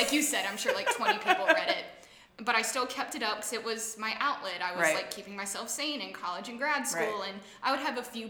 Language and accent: English; Atlanta, Georgia, United States; now in Chattanooga, United States; So I grew up in Atlanta as well.